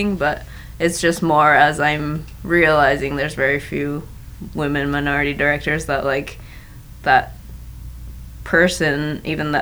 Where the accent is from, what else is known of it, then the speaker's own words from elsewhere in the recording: Bay Area, California, United States; also born or lived in Portland; now in Los Angeles, United States; I grew up in the Bay Area